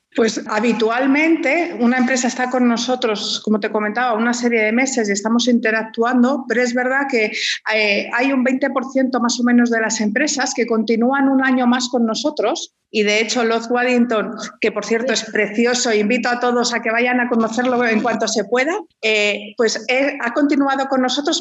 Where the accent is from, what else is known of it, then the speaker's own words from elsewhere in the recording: Madrid, Community of Madrid, Spain; moved away as an adult; now in Chile; soy española